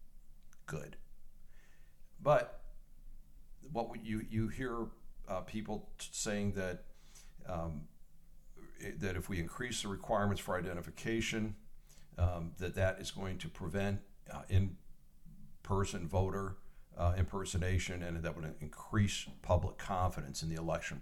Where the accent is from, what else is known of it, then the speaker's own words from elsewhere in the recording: Michigan, United States; my hometown in Michigan